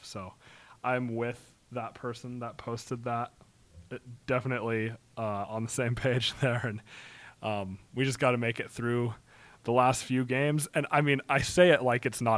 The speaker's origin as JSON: {"language": "English", "region": "Wyoming", "country": "United States", "tie": "born or raised there", "said": "growing up in Wyoming"}